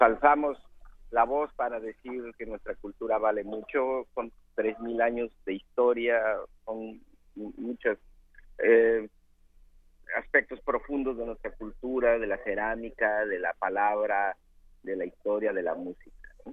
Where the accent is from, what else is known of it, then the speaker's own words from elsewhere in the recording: Mixteca, Mexico; yo soy de la Mixteca